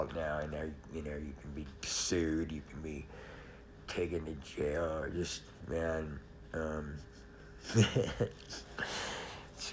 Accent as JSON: {"language": "English", "town": "Los Angeles", "region": "California", "country": "United States", "tie": "born or raised there", "also_born_or_lived": "San Diego", "moved": "as an adult", "said": "I grew up in Los Angeles"}